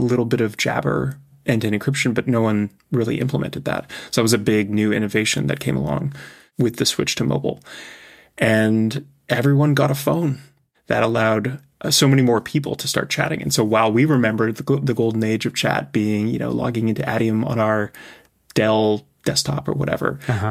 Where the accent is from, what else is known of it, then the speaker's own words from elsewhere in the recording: Canada; also born or lived in Europe / Asia; now in California, United States; I grew up in Canada, I've lived in Europe, I've lived in Asia, I now live in California